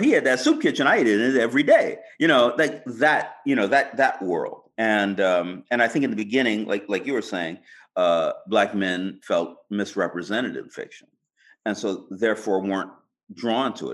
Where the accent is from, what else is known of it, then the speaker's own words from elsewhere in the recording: California, United States; being a Californian, you know, I was a computer programmer